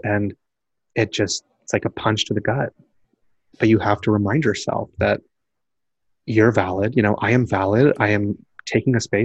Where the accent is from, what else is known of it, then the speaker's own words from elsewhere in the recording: Deep South, United States; growing up in the Deep South, I was in a predominantly Caucasian private school